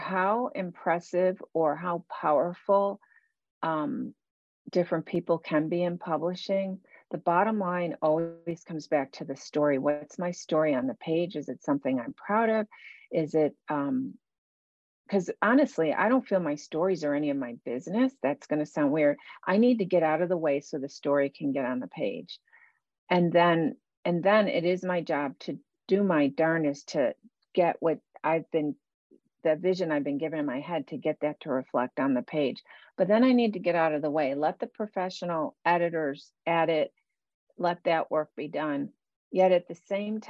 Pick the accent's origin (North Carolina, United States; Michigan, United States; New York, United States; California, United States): New York, United States; Buffalo; I grew up in Buffalo, New York